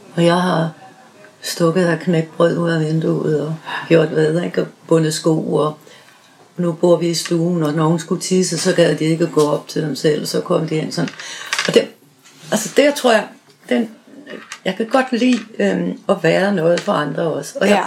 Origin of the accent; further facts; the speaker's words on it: Southern Jutland, Southern Denmark, Denmark; moved away as an adult; now in Rødovre, Denmark; Jeg er født i Sønderjylland